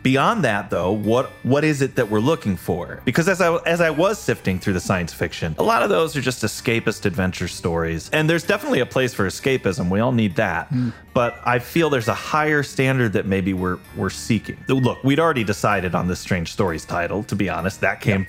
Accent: Illinois, United States; moved away as an adult; also born or lived in Los Angeles; now in Midwest, United States; Chris and I grew up together in Illinois

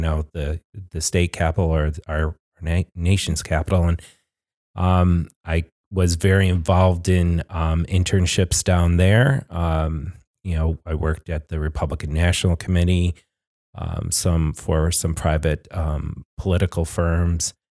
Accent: Glens Falls, New York, United States; I was born and raised in Glens Falls

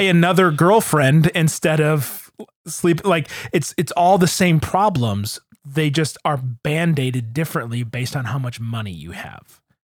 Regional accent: Grosse Pointe, Michigan, United States; growing up in Grosse Pointe, but going to church in the city

